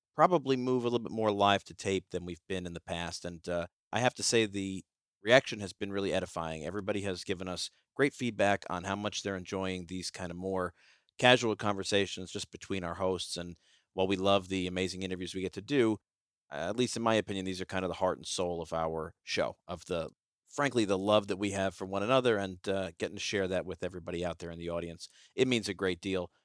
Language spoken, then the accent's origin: English; New York City, New York, United States; a person from Brooklyn